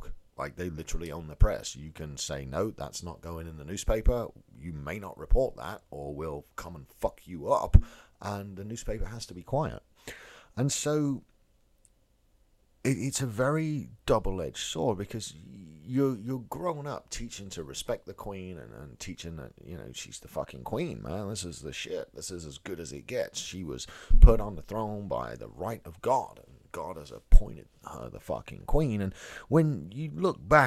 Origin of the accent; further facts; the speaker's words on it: England, United Kingdom; moved away as an adult; also born or lived in America; now in United States; I grew up in England, as you can probably tell